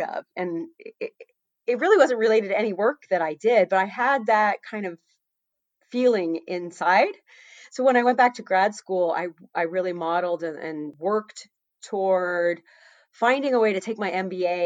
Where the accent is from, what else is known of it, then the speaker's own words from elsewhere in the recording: Florida, United States; moved away as an adult; also born or lived in Massachusetts / Anchorage, Alaska; I grew up in Florida, went to college in Massachusetts, and ended up in Alaska.